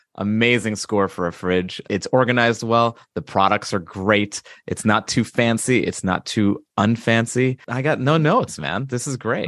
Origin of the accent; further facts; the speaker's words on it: Long Island, New York, United States; I grew up in Long Island as well